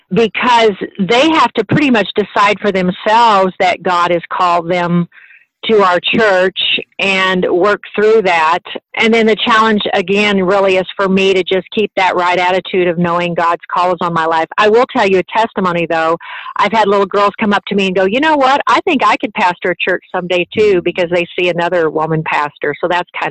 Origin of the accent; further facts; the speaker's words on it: Liberty Hill, Texas, United States; I am from Liberty Hill, Texas